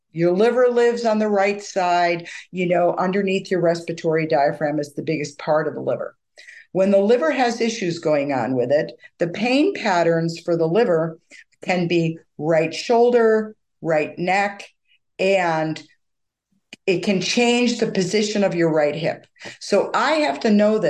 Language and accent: English; United States; also born or lived in England / Vancouver, Canada; as an American